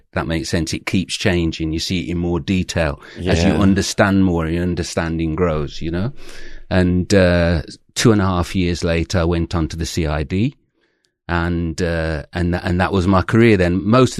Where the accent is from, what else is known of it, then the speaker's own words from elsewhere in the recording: Birmingham, West Midlands, United Kingdom; So you can probably tell I'm originally from Birmingham, although I try and hide it now, but I am. And I went to university from there.